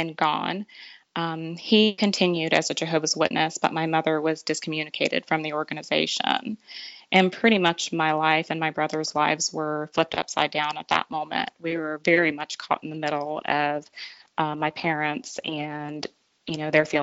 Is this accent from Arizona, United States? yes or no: no; Tampa, Florida, United States; now in Franklin, United States; I was raised in Tampa, Florida, and I was the only girl of 5 children.